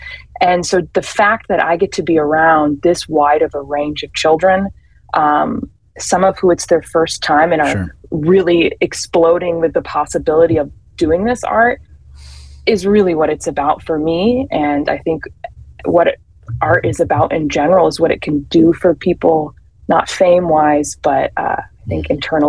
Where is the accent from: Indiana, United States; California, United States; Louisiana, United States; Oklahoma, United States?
Indiana, United States; South Bend; also born or lived in Chicago; Yes, so I grew up in South Bend, Mishawaka area, and then went to Penn High School there, and then went to university for musical theater in Ohio